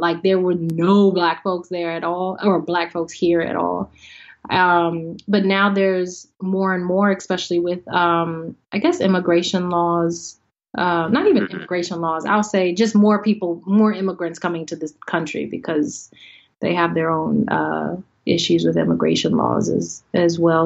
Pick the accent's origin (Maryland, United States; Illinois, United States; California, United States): Maryland, United States; Howard County; moved away as an adult; also born or lived in Washington, D.C. / New York / Los Angeles; I am from well, born in D.C., raised in Howard County, maybe 40 minutes outside of D.C.